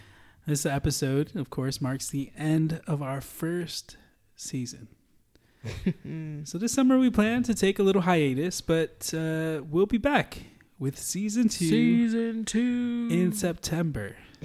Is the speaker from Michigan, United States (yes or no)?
yes; Holland, Michigan, United States; I was moving from Holland, Michigan, which is, if you've been to Holland, it's a little bit more, you know, it has a city feel, but not really at all.